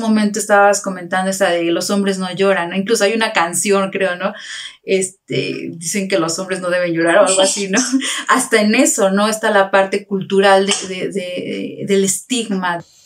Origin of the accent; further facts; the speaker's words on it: Tasquillo, Hidalgo, Mexico; somos originarios de Trasquillo